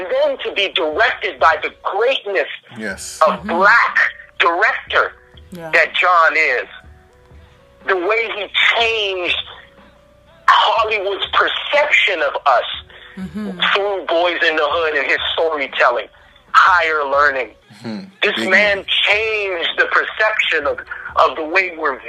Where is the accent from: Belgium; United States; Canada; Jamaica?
Canada; accent: Canadian; my Canadian accent would crack a bit